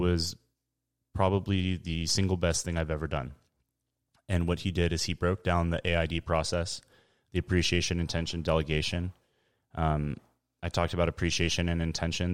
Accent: San Diego, California, United States; I'm from San Diego, born and raised.

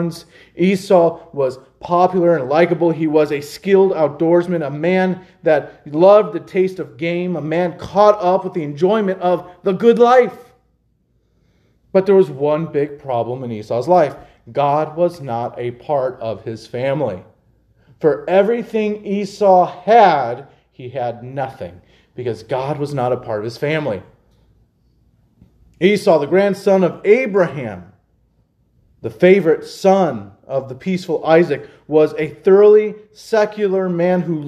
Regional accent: United States; In America, as American Christians

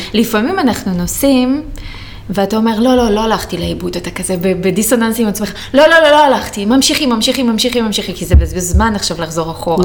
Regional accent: Rehovot, Central District, Israel; אני מרחובות

